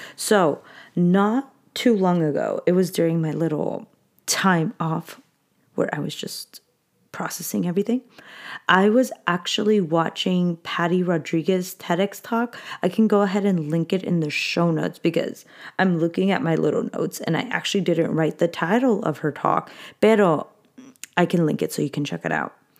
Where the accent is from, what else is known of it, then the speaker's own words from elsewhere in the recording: Anaheim, California, United States; I grew up in Anaheim